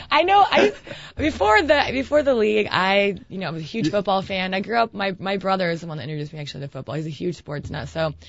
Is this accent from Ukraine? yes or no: yes; Ukraine; also born or lived in Spain; even though I'm Ukrainian, I was born in Spain.